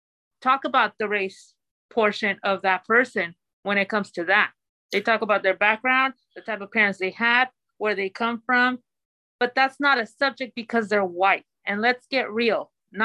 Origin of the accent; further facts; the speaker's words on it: Mexico; now in United States; I'm a Latina. I come from Mexico. I was born in Mexico. I'm a citizen now.